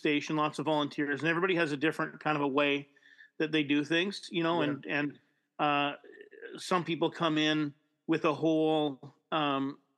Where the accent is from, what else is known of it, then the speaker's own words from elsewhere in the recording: Winnipeg, Manitoba, Canada; also born or lived in Vancouver; I grew up in Fort Garry